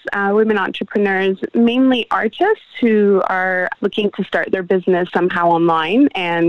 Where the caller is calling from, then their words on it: Melbourne, Victoria, Australia; You're reaching me in Australia, Melbourne, Australia.